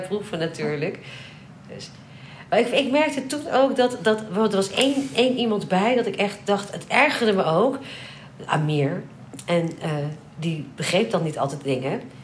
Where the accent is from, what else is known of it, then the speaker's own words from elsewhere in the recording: Netherlands; also born or lived in London; ik kom uit Nederland